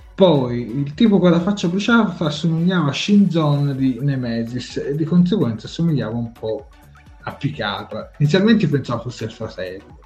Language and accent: Italian; Tuscany, Italy; noi siamo toscani